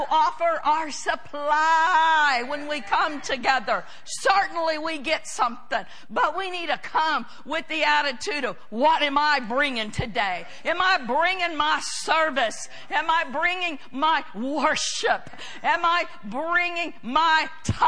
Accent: United States; I'm an American

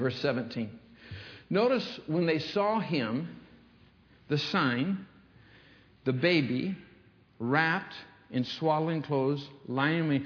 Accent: Michigan, United States; When I was a young kid growing up in Michigan

